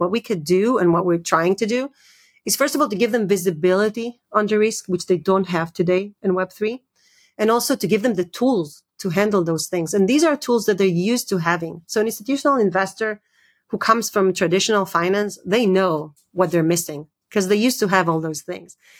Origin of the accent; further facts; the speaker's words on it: Israel; moved away; also born or lived in United States; I grew up in Israel and, and, and, and I lived in, in the U S for many years.